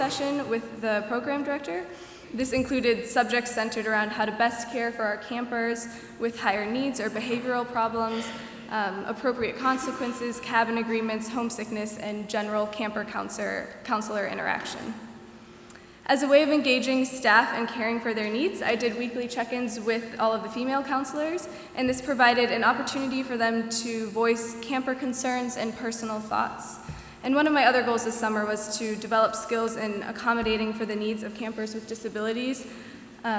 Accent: Milwaukee, Wisconsin, United States; I'm a junior elementary and special education major from Milwaukee, Wisconsin.

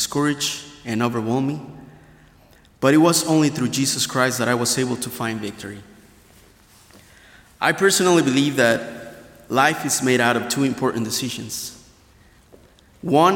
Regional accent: Hidalgo, Mexico; now in Goshen, United States; I was born and raised in Mexico, the state of Hidalgo, really close to Mexico City

